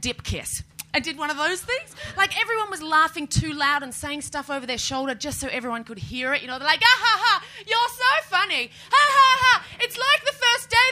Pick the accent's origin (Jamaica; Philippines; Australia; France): Australia; moved away as an adult; now in United Kingdom; I know it's not a big deal being here as an Australian